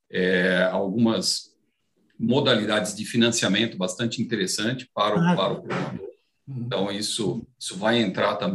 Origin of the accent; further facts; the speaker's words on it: Afula, Northern District, Israel; born there; É, eu nasci em Afula, em Israel.